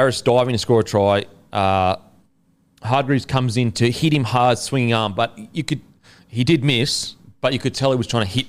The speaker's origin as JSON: {"language": "English", "region": "Queensland", "country": "Australia", "said": "we're Queenslanders. Being a Queenslander is above everything"}